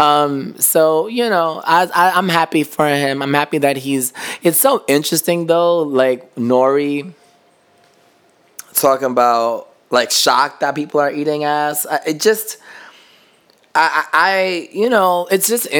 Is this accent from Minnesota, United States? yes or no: no; New York City, New York, United States; as a New Yorker